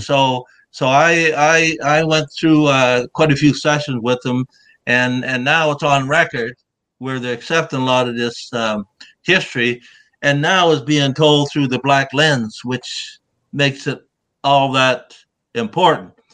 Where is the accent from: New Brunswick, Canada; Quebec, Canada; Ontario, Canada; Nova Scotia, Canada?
Nova Scotia, Canada; We're connected with Nova Scotia, my roots with the Gullah I people.